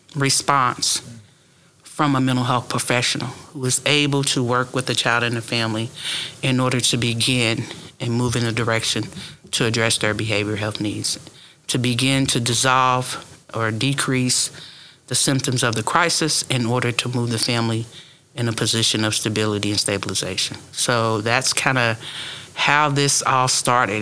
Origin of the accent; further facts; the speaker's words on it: Tulsa, Oklahoma, United States; now in Okmulgee County, United States; born and raised in Tulsa